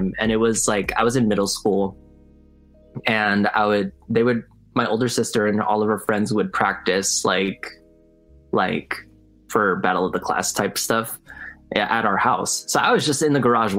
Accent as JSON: {"language": "English", "region": "California", "country": "United States", "tie": "born or raised there", "said": "I was raised obviously in California"}